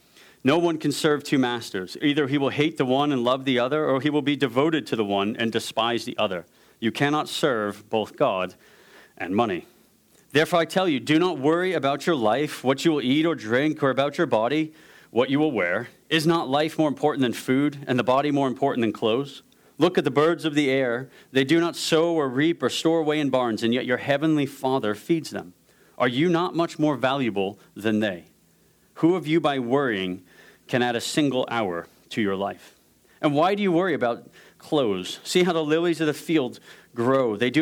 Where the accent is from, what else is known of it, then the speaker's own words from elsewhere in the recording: New York, United States; also born or lived in Ohio / Scotland; My accent is super corrupted. So I'm from New York, went to Ohio State, went to Scotland for 13 years, did another year in Ohio, 2 years in Katy.